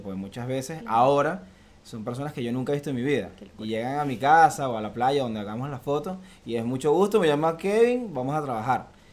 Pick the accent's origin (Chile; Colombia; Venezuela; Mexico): Venezuela; Valencia, Carabobo; moved away as an adult; now in Miami, United States; vengo de Venezuela, de Valencia, Venezuela. Ya resido aquí en Miami desde hace tres años y un poquito más.